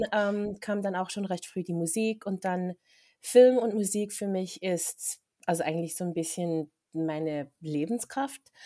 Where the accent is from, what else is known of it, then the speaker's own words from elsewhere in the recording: Interlaken, Bern, Switzerland; moved away as an adult; now in Los Angeles, United States; ich bin ursprünglich aus Interlaken, bin in Interlaken aufgewachsen und bin dann von vor sechs Jahren nach LA gezogen